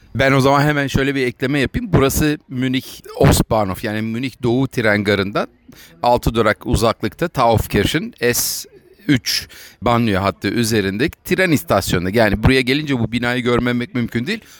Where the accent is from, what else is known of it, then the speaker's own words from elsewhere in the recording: Ankara, Turkey; moved away; also born or lived in United Kingdom / United States; Ben Ankara'da Kızılırmak Caddesi'nde büyüdüm